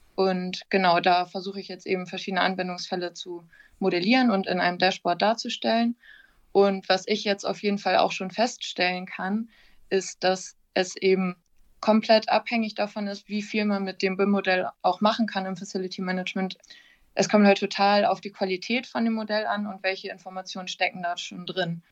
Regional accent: Wilhelmshaven, Lower Saxony, Germany; also born or lived in Oldenburg; ich komme ursprünglich aus Wilhelmshaven

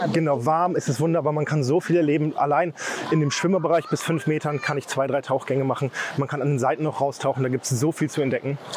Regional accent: Osnabrück, Lower Saxony, Germany; now in Rovinj, Croatia; ich bin 34 Jahre alt, ich komme aus Osnabrück

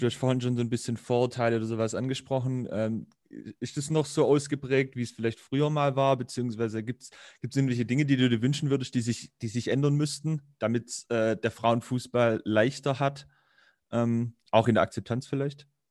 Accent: Rottenburg region, Baden-Württemberg, Germany; ich komme ja auch aus der Region

